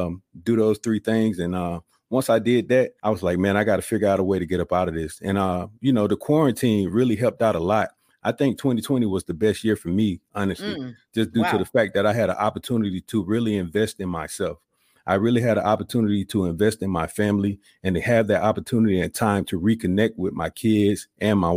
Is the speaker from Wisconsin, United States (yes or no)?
no; Columbus, Georgia, United States; moved away as an adult; I'm originally from Columbus, Georgia. Joined the military, spent 21 years in the service